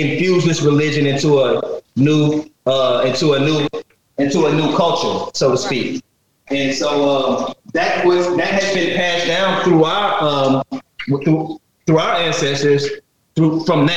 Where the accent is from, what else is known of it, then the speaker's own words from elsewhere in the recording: the South, United States; I'm from the South, you know, I grew up going to church Sundays, Wednesdays